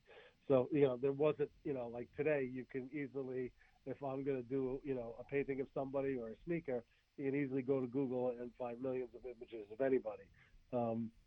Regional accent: Bayonne, New Jersey, United States; I'm from Bayonne, New Jersey

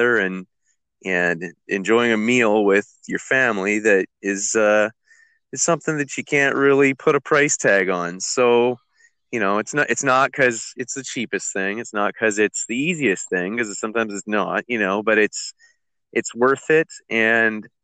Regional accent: Comox Valley, British Columbia, Canada; I grew up in the Comox Valley

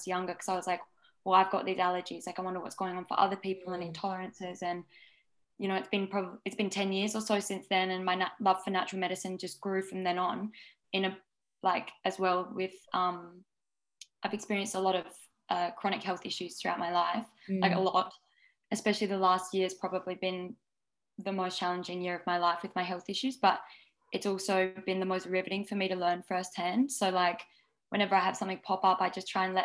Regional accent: Adelaide, South Australia, Australia; moved away as an adult; now in Byron Bay, Australia; I've lived in Byron Bay for the last 5 years, but I grew up in Adelaide.

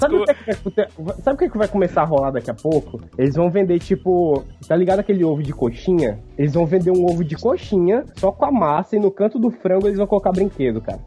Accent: Northeast Region, Brazil; accent: nordestino; sempre tive que lidar com a galera de São Paulo imitando o meu sotaque. Tipo assim, ah, vai, nordestino

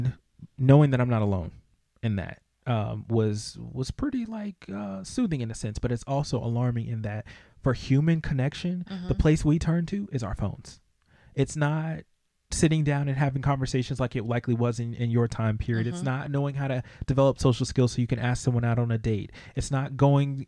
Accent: United States; us as American citizens

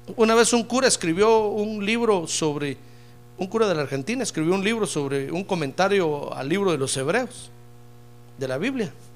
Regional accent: Guatemala; Yo soy de Guatemala

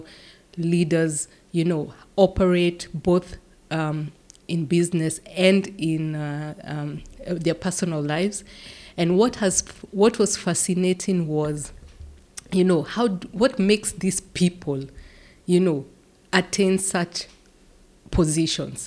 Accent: Kenya; moved away as an adult; now in Netherlands; I'm from Kenya. I have been living and working in the Netherlands for the last 15 years.

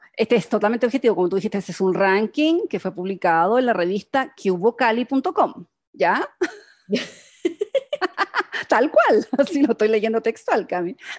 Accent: Chile; como buena chilena

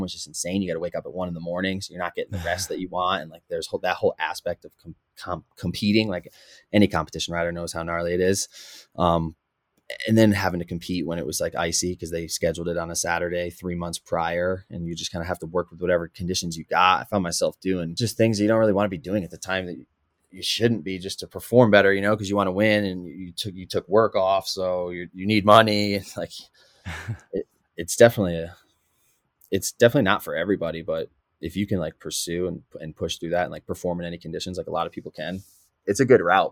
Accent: Connecticut, United States; moved away; I'm actually from the East Coast, um, from Connecticut

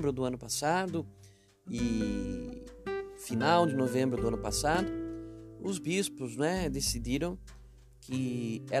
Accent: Baliza, Roraima, Brazil; eu saí de Baliza, Roraima, mas Baliza, Roraima não saiu de mim.

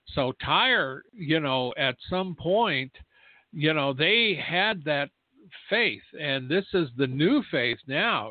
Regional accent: United States; I'm an American who is a watchman

